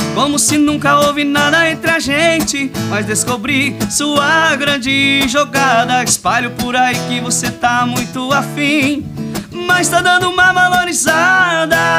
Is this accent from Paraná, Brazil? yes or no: yes; Paraná, Brazil; now in Rio Grande do Sul, Brazil; venho lá do estado do Paraná, a minha criação é mais do, do sertanejo mesmo